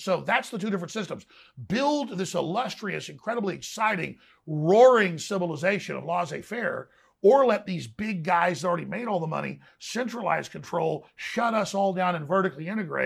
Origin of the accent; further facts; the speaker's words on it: Dallas, Texas, United States; growing up in Dallas